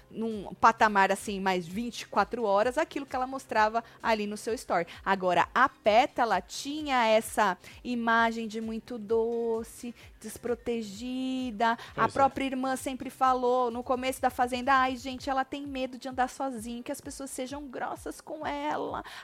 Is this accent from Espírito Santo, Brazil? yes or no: no; Natal, Rio Grande do Norte, Brazil; Sou de Natal, Rio Grande do Norte.